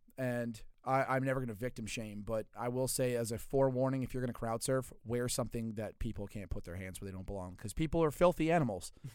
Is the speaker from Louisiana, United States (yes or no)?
yes; Louisiana, United States; I'm from Louisiana, not that part of Louisiana